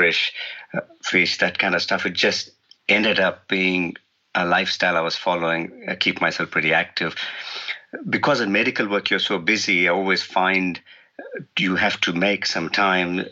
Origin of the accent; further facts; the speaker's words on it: India; now in New Zealand; originally I'm from India